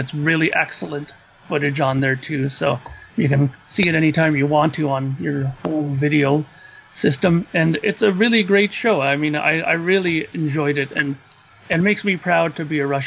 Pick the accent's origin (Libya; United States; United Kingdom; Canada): Canada; knowing my background, being a Canadian